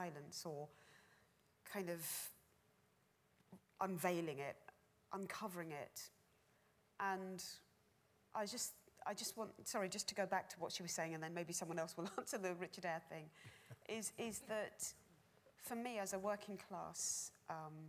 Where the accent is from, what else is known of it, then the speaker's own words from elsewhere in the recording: London, United Kingdom; as a young person growing up in London